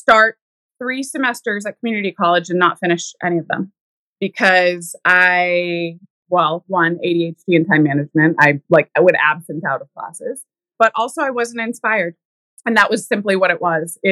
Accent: Pittsfield, New Hampshire, United States; I grew up in a tiny town in New Hampshire called Pittsfield

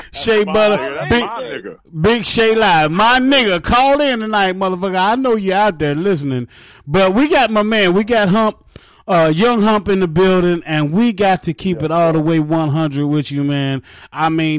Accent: Oak Hill, West Virginia, United States; also born or lived in East Orange, New Jersey; now in Charlotte, United States; It's going to be a small town called Oak Hill. Oak, O-A-K, Hill, H-I-L-L, Oak Hill, West Virginia.

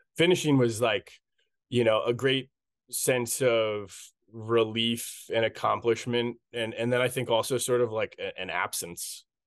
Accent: Carlisle, Pennsylvania, United States; my hometown of Carlisle, Pennsylvania

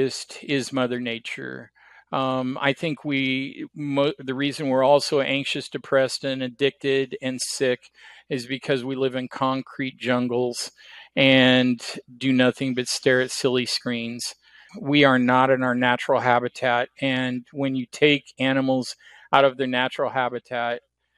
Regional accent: Oregon, United States; moved away as an adult; also born or lived in Kansas / Portland; I'm from Oregon.

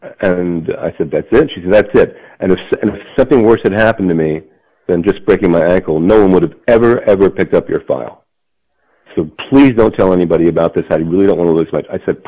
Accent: Trenton, New Jersey, United States; born there; I was born in Trenton, apparently. That's what it says in my record of birth.

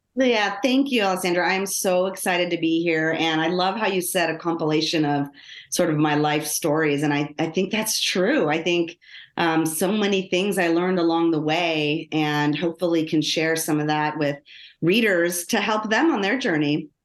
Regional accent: Los Angeles, California, United States; I grew up in Los Angeles, um, born, or, well, I was born in Los Angeles. Uh, and when I started elementary school, my parents, um, decided to move us out into the suburbs

